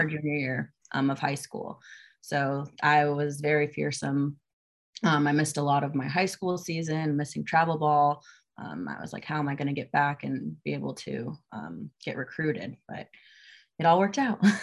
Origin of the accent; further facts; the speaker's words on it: Naples, Florida, United States; moved away as an adult; now in Georgia, United States; I am from Naples, Florida.